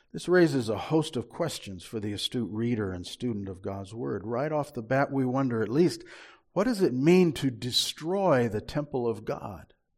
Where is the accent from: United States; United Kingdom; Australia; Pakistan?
United States; Marshalltown, Iowa; when I was a little boy growing up in Marshalltown in the fifties